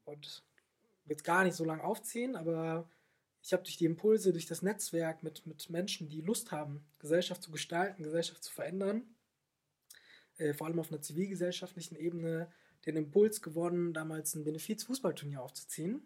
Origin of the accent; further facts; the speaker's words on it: Germany; now in Swabia, Germany; ich bin ein äh, Rheinländer, der sich ins Schwabenland verlaufen hat